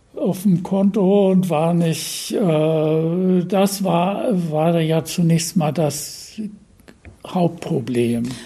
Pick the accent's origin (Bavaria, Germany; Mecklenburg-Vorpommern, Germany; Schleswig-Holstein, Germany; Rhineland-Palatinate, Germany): Mecklenburg-Vorpommern, Germany; Usedom; also born or lived in Berlin; Dann sind wir durch äh, zu Beginn des Krieges aus Berlin quasi geflüchtet an die Ostsee äh, auf die Insel Usedom